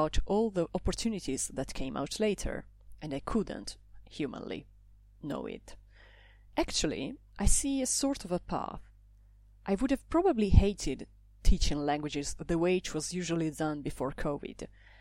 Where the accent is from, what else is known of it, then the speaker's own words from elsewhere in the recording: Italy; English is a second language; moved away as an adult; now in Brussels, Belgium; I come from Italy. I live in Brussels